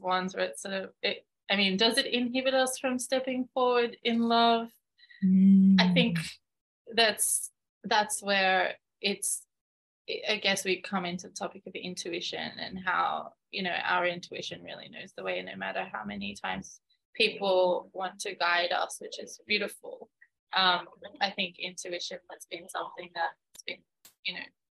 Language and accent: English; Australia; now in Malta; I've lived this sort of like second generation lifestyle of being half Australian, half Maltese